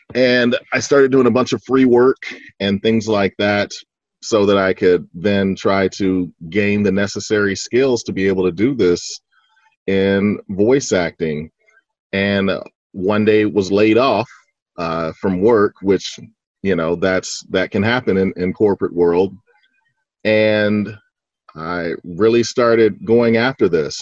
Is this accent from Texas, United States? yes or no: yes; Fort Worth, Texas, United States; now in Dallas, United States; I was born and raised in Fort Worth, Texas.